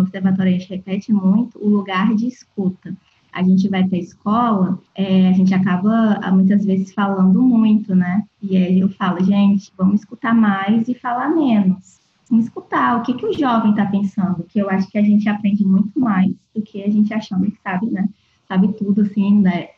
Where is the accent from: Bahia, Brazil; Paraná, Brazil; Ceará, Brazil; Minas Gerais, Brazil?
Ceará, Brazil; Fortaleza; also born or lived in Rio de Janeiro / Niterói; now in Cuiabá, Brazil; Eu sou de Fortaleza, e passei um tempo estudando no Rio